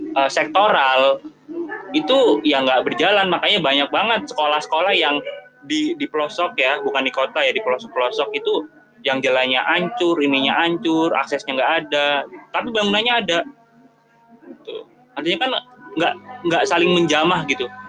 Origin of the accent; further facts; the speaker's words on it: Jakarta, Indonesia; Gua sebagai warga Jakarta